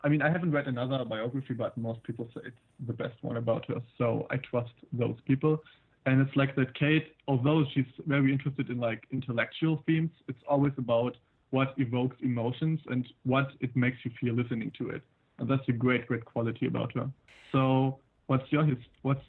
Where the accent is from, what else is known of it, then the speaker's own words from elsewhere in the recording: Berlin, Germany; I'm 18. I'm from Berlin.